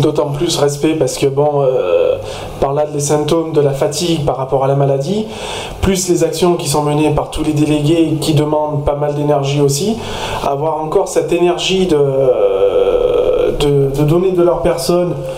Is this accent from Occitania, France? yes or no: no; Sisteron, Provence-Alpes-Côte d'Azur, France; moi je suis de Cisteron